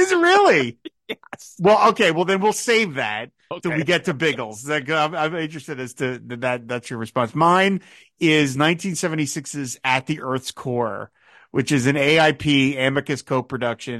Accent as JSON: {"language": "English", "country": "United States", "said": "as an American like you"}